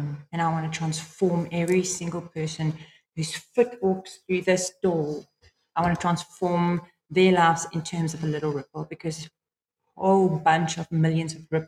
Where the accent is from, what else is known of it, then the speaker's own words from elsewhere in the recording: England, United Kingdom; Yeah, well, although we are English folks, I mean, a French guy would walk in here and say we're both wrong with our accent.